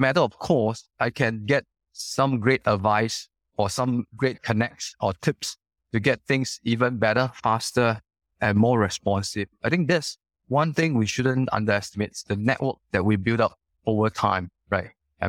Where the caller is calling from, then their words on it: Singapore; I'm calling you from Singapore. Bright, sunny, and really hot, yeah.